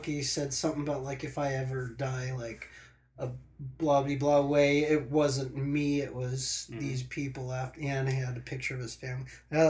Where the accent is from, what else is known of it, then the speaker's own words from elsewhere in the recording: Huntington Beach, California, United States; I was born back east. I moved to Huntington Beach. Where back east? Virginia Beach, Virginia. Moved to Huntington Beach in 1984.